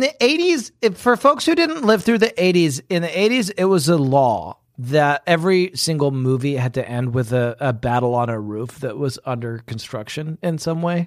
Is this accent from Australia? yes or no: no; United Kingdom; moved away; I'm secretly British.